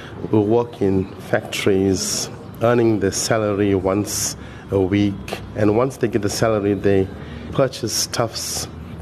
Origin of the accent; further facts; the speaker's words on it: Durban, KwaZulu-Natal, South Africa; also born or lived in Phoenix; 1 year later, my family moved to various places, to Overport, lived in Stamford Hill. Then we went into Chatsworth